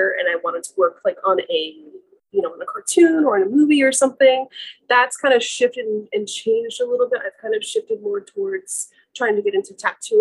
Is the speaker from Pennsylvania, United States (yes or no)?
no; New Jersey, United States; now in Massachusetts, United States; I am from Jersey.